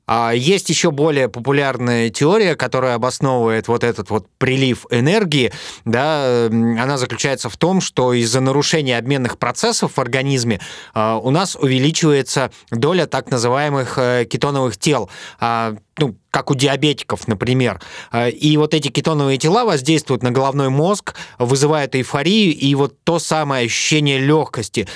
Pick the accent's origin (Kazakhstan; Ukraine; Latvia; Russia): Russia; Urals; Я тоже с Урала